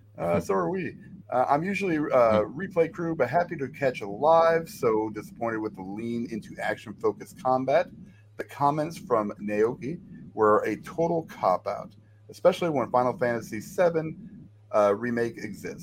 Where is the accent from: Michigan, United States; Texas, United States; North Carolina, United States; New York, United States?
Texas, United States; I'm not anti-gun. I'm very Texan.